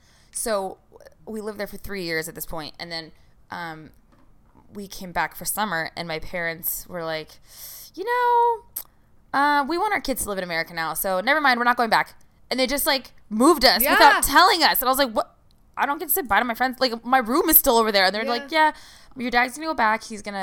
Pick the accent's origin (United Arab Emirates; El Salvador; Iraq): Iraq; I would never used to be, like, I'm from Iraq and stuff like that.